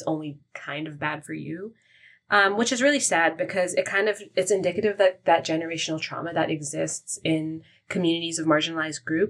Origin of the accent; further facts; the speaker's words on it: Toronto, Ontario, Canada; I've only ever been in Canada and I grew up here